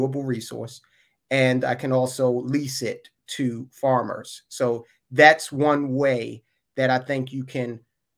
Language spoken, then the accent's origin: English; Baltimore, Maryland, United States; I grew up in West Baltimore in a row house